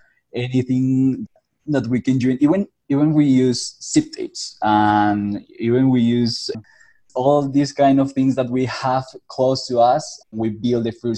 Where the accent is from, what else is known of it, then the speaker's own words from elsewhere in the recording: Colombia; I'm from Colombia. And here I grew up with my parents